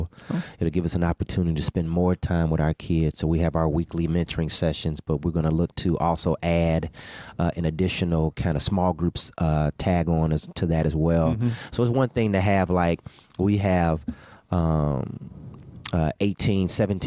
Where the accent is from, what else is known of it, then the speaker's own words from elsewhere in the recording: Bellwood, Illinois, United States; I grew up in Bellwood, Illinois